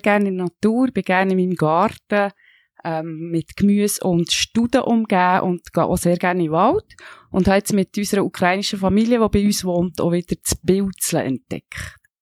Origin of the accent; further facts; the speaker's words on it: Switzerland; Ich bin in einem kleinen Dorf aufgewachsen, in der Nähe vom Röstigrab